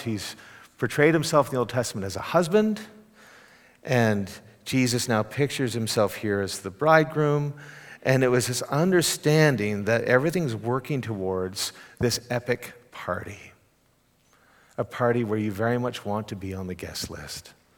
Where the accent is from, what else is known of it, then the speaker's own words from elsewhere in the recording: Canada; now in Texas, United States; as a Canadian